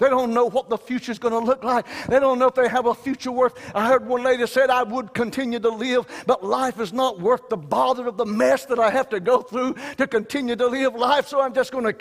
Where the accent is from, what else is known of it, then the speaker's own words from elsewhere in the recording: Wayne County, the South, United States; I know I'm from the South. I was raised in Wayne County